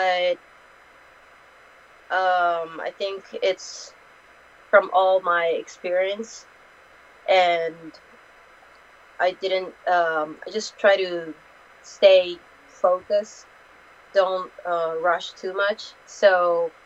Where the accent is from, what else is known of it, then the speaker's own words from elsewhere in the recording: Tokyo, Japan; one championship staff was in Tokyo, my hometown